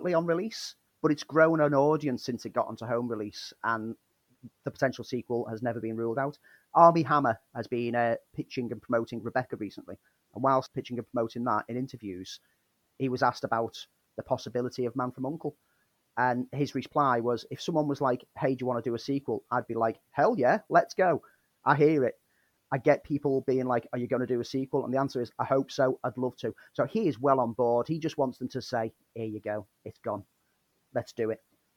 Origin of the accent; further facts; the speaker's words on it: Liverpool, North West England, United Kingdom; my hometown